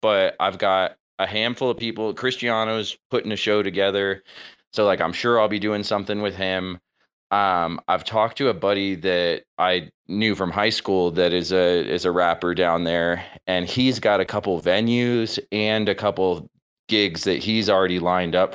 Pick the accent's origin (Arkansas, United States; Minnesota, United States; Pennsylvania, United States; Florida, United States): Florida, United States; South; now in Grand Junction, United States; I'm from South Florida